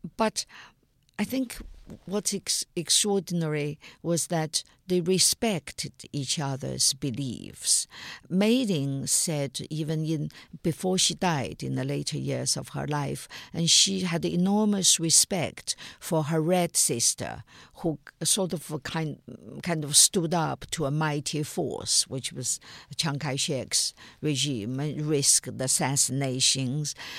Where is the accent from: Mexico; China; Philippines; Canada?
China; my time growing up in China in the nineteen fifties and sixties and seventies